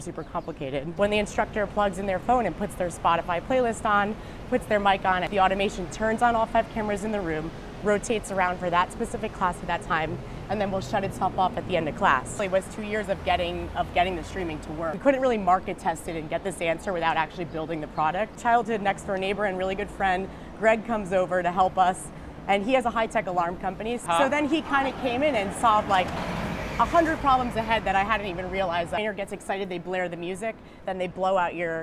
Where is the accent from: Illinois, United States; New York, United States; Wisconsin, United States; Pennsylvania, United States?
New York, United States; Long Island; I was born in Long Island, so pretty close to the city.